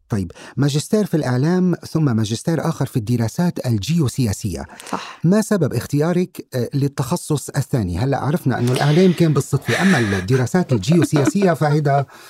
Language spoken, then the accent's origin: Arabic; Tripoli, North Governorate, Lebanon; نحن اثنين من لبنان طرابلس